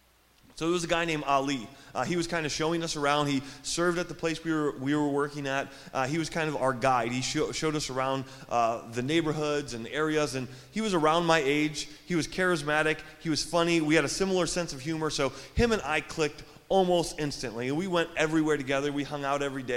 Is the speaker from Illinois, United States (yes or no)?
yes; Joliet, Illinois, United States; I'm from here. In Joliet, born and raised, I went to Gompers Junior High.